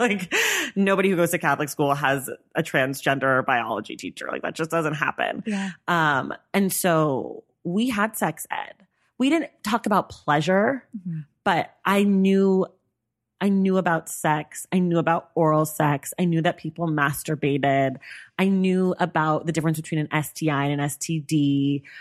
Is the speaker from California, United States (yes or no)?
yes; San Francisco Bay Area, California, United States; I grew up in the Bay Area.